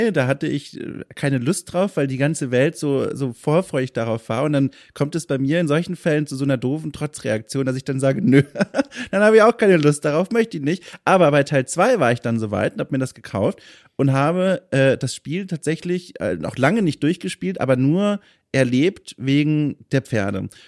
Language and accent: German; Franconia, Bavaria, Germany; Süddeutschland, Franken